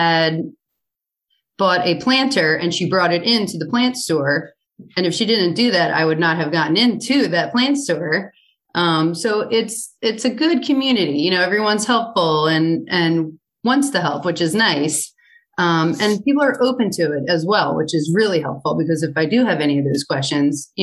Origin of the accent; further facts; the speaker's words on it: Northeast, United States; also born or lived in Center City, Philadelphia; now in Havertown, United States; I have always been raised on Wawa. I am from the Northeast, so I know Wawa very well